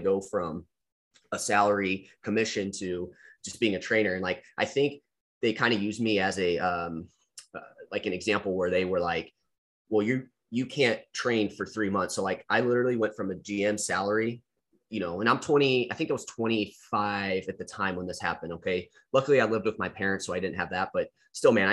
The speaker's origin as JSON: {"language": "English", "region": "Missouri", "country": "United States", "said": "my home state"}